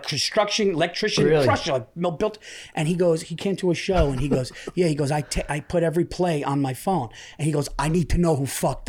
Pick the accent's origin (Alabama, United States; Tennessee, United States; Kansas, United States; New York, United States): New York, United States; I'm a New Yorker born and raised